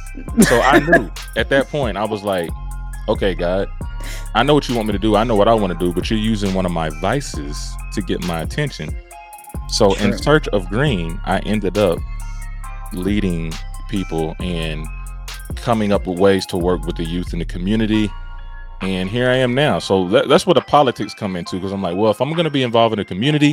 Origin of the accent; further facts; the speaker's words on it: Tullahoma, Tennessee, United States; I'm from Tullahoma, where only 12 black people graduated.